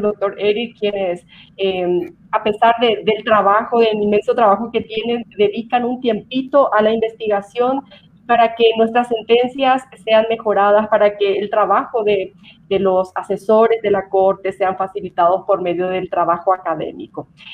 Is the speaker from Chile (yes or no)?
no; Paraguay; now in Quito, Ecuador; yo soy paraguaya y vivo en Quito